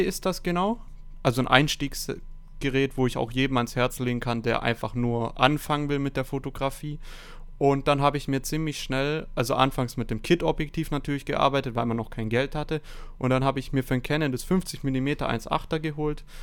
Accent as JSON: {"language": "German", "town": "Stuttgart", "region": "Baden-Württemberg", "country": "Germany", "said": "22 Jahre alt, ich komme aus Stuttgart"}